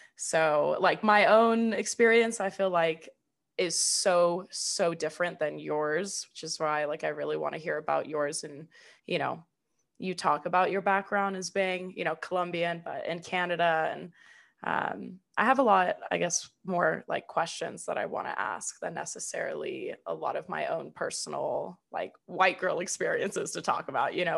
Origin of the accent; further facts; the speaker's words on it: United States; I'm just like a white American